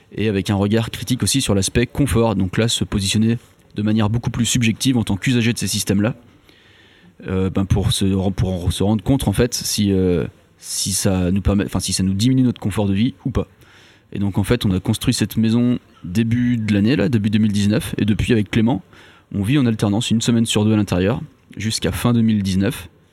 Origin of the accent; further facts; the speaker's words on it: Brittany, France; also born or lived in Nantes; Je viens de Bretagne à la base.